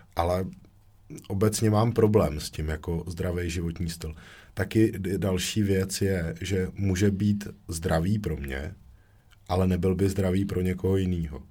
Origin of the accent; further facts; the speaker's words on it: Děčín, Ústí nad Labem Region, Czechia; u nás v Děčíně